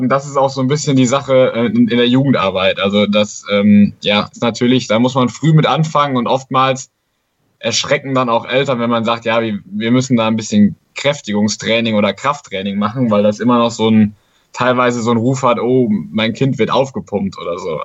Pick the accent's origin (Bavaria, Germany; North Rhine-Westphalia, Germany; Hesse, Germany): North Rhine-Westphalia, Germany; Siegerland; ich komme aus dem Siegerland, habe da in Formwald in einem kleinen Dorf angefangen, Faustball zu spielen